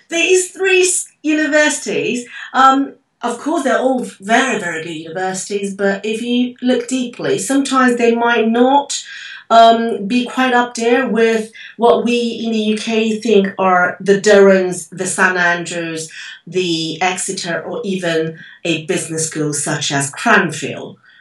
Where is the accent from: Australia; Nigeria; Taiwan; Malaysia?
Taiwan; I'm from Taiwan